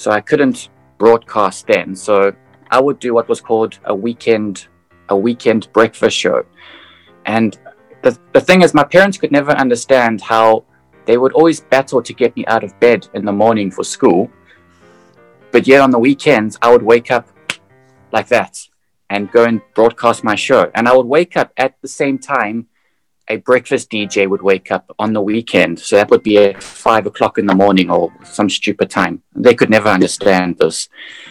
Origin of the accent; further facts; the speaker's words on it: South Africa; now in Amsterdam, Netherlands; I'm originally from South Africa